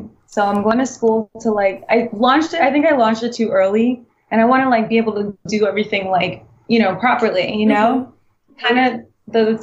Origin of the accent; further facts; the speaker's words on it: Trinidad & Tobago; moved away; I was born in Trinidad and Tobago